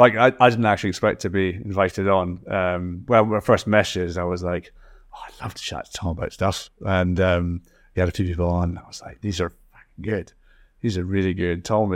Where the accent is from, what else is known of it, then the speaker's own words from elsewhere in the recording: Scotland, United Kingdom; accent: Scottish; Maybe give it a bit of time, because it probably had enough of my Scottish accent on the Spotify for a while.